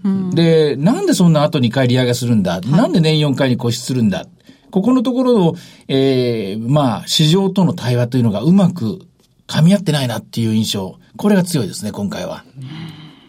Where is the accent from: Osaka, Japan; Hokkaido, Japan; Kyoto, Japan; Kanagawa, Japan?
Osaka, Japan; northern Osaka Prefecture, Japan; moved away; 自分の実家のあるところ